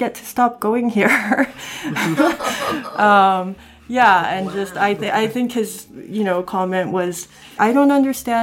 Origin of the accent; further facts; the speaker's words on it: South Korea; moved away; I'm from Korea, I have Korean ancestry